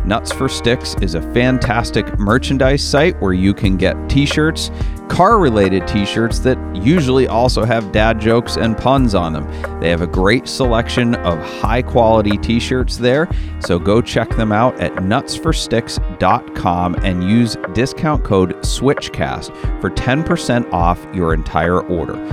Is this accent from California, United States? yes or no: no; Maine, United States; I am from Maine